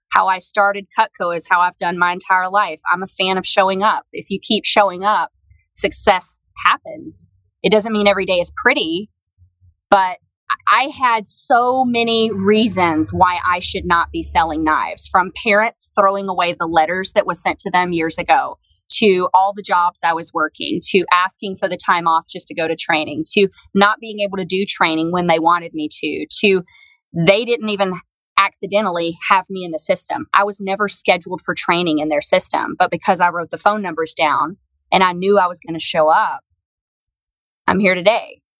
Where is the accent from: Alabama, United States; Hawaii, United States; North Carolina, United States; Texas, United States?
Alabama, United States; moved away as an adult; also born or lived in Memphis; my hometown of Alabama